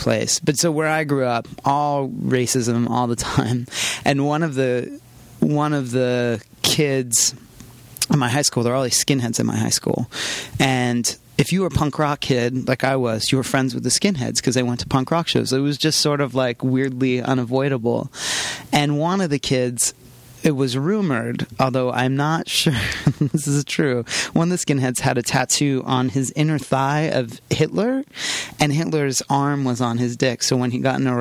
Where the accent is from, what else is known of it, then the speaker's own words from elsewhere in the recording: Pennsylvania, United States; I grew up in small town Pennsylvania.